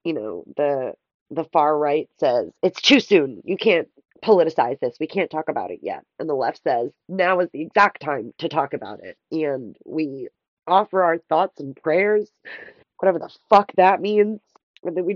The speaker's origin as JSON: {"language": "English", "country": "United States"}